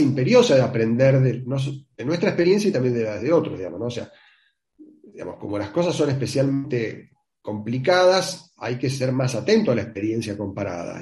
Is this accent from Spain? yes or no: no; Argentina